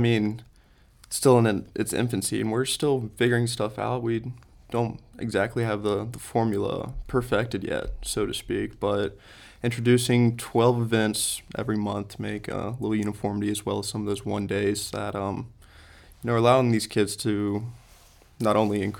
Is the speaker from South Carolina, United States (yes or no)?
yes; Lexington, South Carolina, United States; Lexington, South Carolina. Okay. Born and raised.